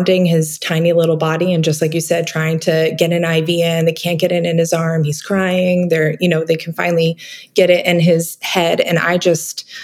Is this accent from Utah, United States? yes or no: no; Vermont, United States; I grew up in Vermont